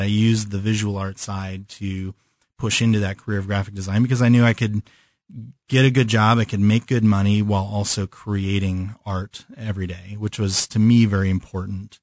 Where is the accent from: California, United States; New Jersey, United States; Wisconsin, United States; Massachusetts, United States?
California, United States; moved away as an adult; also born or lived in Chicago; now in Kansas City, United States; I moved to California when I was five. And so I, I consider myself from California